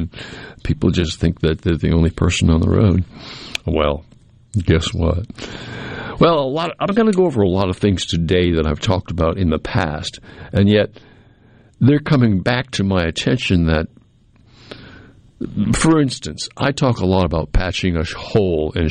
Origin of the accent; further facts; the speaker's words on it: New England, United States; now in the South, United States; I grew up in New England